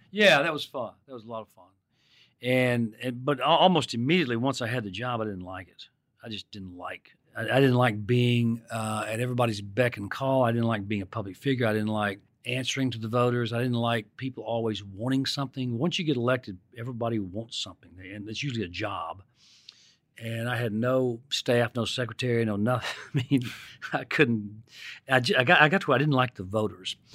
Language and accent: English; Mississippi, United States; when I was growing up in Mississippi